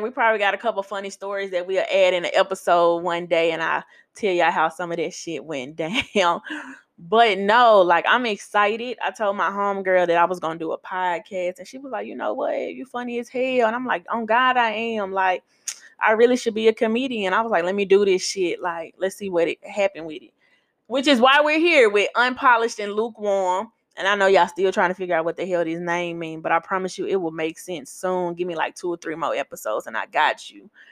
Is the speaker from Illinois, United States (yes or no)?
no; Memphis, Tennessee, United States; now in New Orleans, United States; I am a born and raised Memphian